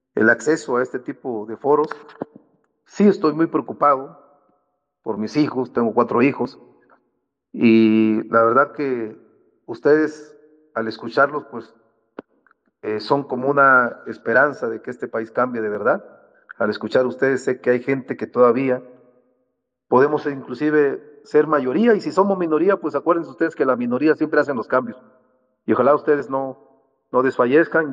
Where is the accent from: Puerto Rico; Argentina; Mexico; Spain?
Mexico; Salina Cruz, Oaxaca; Yo soy de Salina Cruz, Oaxaca